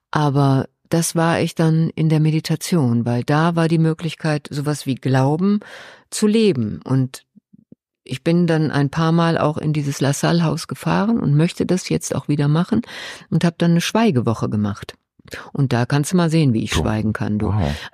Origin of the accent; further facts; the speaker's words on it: Ruhr area, North Rhine-Westphalia, Germany; ich komme aus dem Ruhrgebiet.